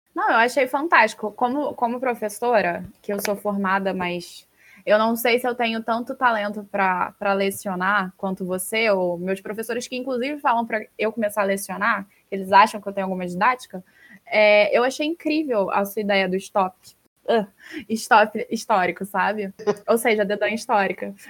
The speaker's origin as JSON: {"language": "Portuguese", "region": "Rio de Janeiro", "country": "Brazil", "said": "eu sou carioca"}